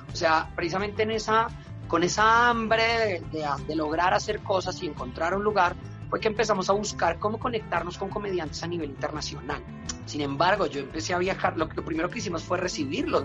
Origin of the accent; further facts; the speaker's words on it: Colombia; es lo que somos los colombianos